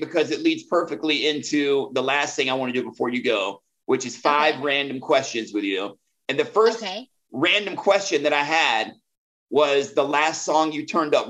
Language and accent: English; the South, United States; also born or lived in Atlanta; I grew up in the South.